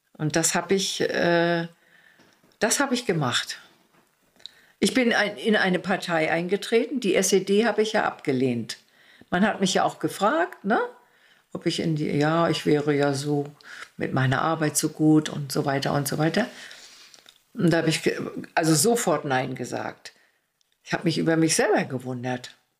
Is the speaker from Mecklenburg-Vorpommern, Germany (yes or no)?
yes; Mecklenburg-Vorpommern, Germany; born or raised there; also born or lived in Heiligenbeil, East Prussia